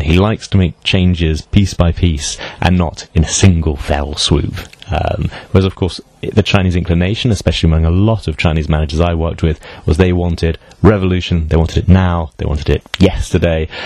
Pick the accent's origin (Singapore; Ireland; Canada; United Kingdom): United Kingdom; I'm British